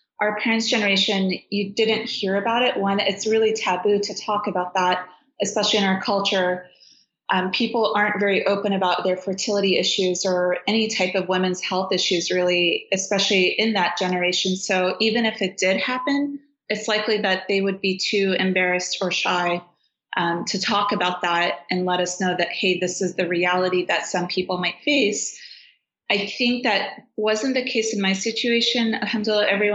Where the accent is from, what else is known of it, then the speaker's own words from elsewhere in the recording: Afghanistan; also born or lived in Washington, D.C., United States / New York, United States; now in California, United States; I'm from Afghanistan, but my mom is Uzbek and Russian, and my dad is Afghan and Syrian of descent